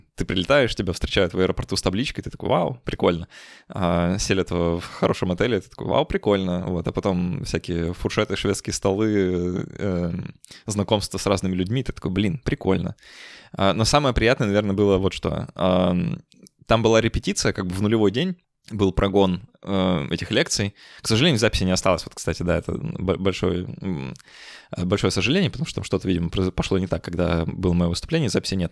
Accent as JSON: {"language": "Russian", "region": "Saint Petersburg", "country": "Russia", "said": "я из Петербурга"}